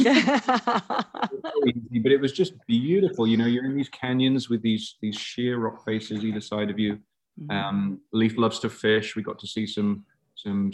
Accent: England, United Kingdom; now in Alaska, United States; I grew up in England where, you know, we did carp fishing

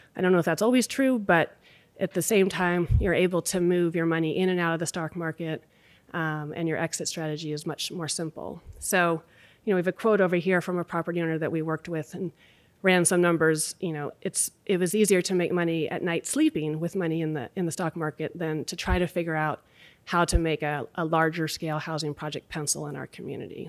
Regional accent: Anchorage, Alaska, United States; moved away as an adult; also born or lived in Boston / Sacramento; now in Anchorage, United States; two kids born and raised in Anchorage

